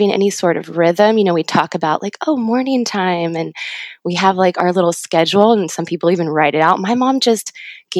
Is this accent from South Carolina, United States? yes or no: no; Ramona, California, United States; I grew up in Ramona in a little small town in San Diego